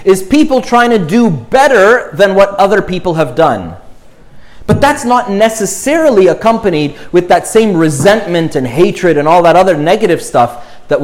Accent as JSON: {"language": "English", "town": "Montreal", "region": "Quebec", "country": "Canada", "tie": "born or raised there", "said": "We lived in Montreal, in the suburbs, in an more anglophone suburb"}